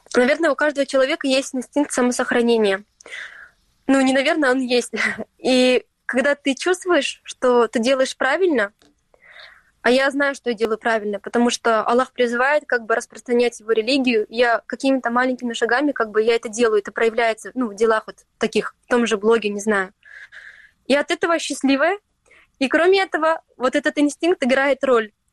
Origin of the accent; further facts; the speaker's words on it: Stary Krym, Crimea, Ukraine; now in Turkey; я выросла в Крыму, в маленьком городе, Старом Крыму